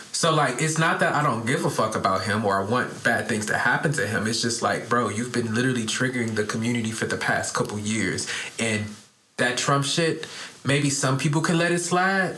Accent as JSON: {"language": "English", "town": "Detroit", "region": "Michigan", "country": "United States", "said": "I'm from Detroit, where it's like a lot of gangster"}